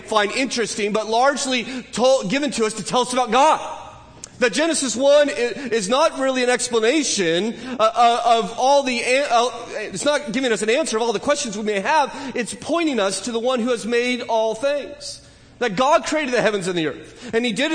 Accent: California, United States; I'm a Californian

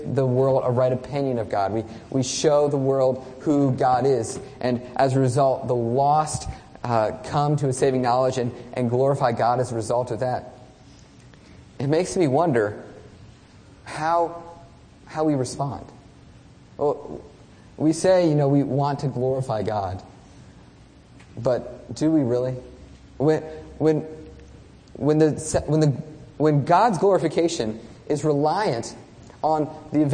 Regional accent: United States; we as American Christians

